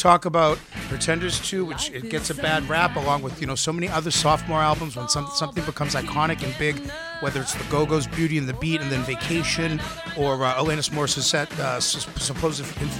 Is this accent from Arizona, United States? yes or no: no; Boston, Massachusetts, United States; accent: Boston; There is a gay accent, and I have it. Combined with a Boston accent, I sound like Boston.